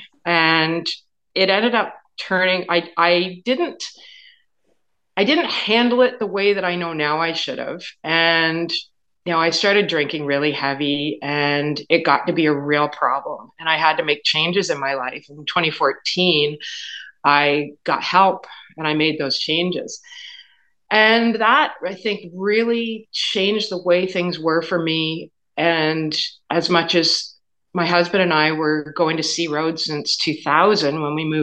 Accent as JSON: {"language": "English", "town": "Kingston", "region": "Ontario", "country": "Canada", "tie": "born or raised there", "moved": "as an adult", "lives_now": "Leeds County, Canada", "said": "I grew up in Kingston"}